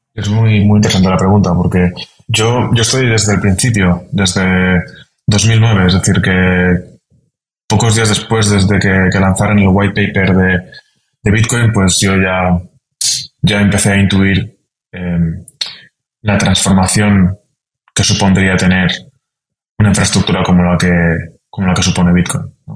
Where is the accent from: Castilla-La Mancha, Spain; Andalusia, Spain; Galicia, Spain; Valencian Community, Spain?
Valencian Community, Spain; a town near Valencia; moved away as an adult; now in Vienna, Austria; Soy de Valencia. Soy original de un pueblo cercano a Valencia